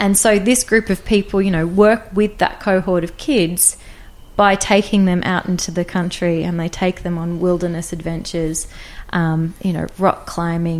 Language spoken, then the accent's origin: English; Sunshine Coast hinterland, Queensland, Australia; moved away as an adult; also born or lived in Brisbane, Queensland / central New South Wales / United Kingdom; I grew up predominantly on the Sunshine Coast, hinterland, Mullaney